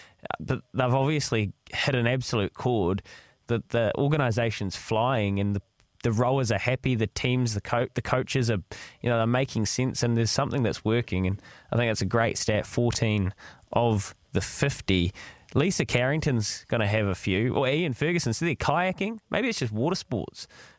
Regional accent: New Zealand; They are a total team that makes you proud to be a New Zealander.

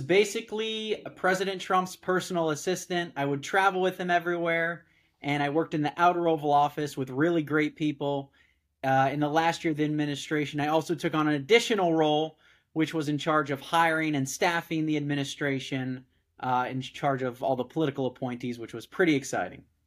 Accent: Southern California, United States; I'm from Southern California, where I live now

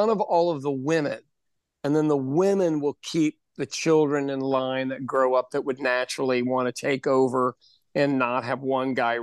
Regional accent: Ireland; now in United States; for me, being Irish, that was the only way we could fight the English is get a good education and then not stay in Ireland, you know, come to America

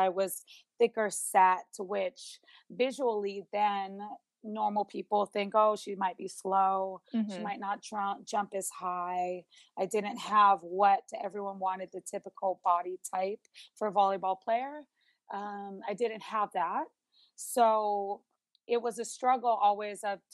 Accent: Honolulu, Hawaii, United States; I grew up in Honolulu, Hawaii, which is a huge volleyball state

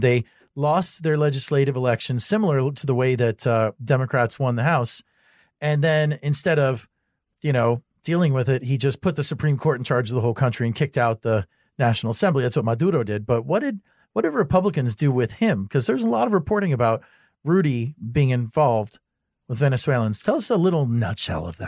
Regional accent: Miami, Florida, United States; I'm from Miami.

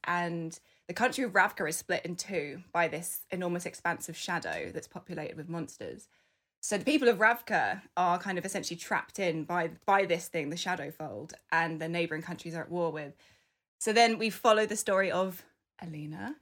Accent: United Kingdom; I was born in the U K, I'm British

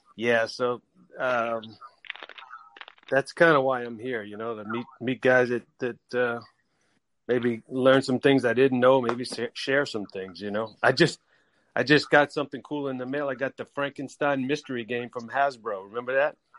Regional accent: New Orleans, Louisiana, United States; I'm from New Orleans

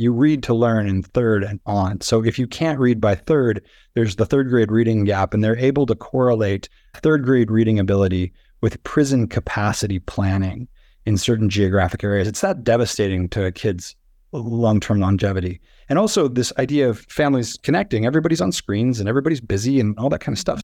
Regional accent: South Dakota, United States; moved away as an adult; also born or lived in Los Angeles; growing up in South Dakota

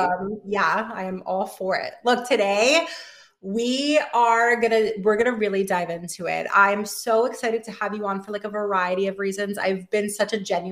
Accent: Miami, Florida, United States; now in New York, United States; I'm from Miami originally.

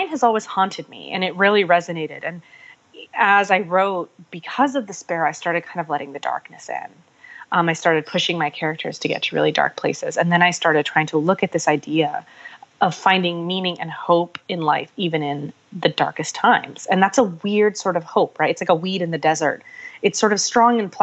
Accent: Pakistan; my own people, my family, being that I'm Pakistani.

